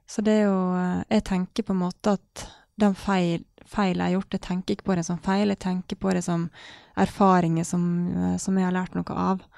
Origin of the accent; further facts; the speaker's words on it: Ålesund, Møre og Romsdal, Norway; han pappa var alene med full jobb og fire barn hjemme i Ålesund